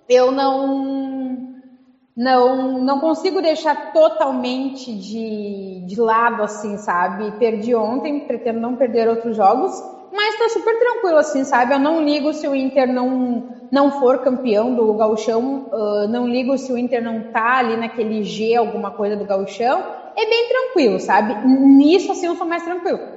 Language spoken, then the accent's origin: Portuguese; Rio Grande do Sul, Brazil; Porque, como é gaúcho, vamos falar pila, né, gente?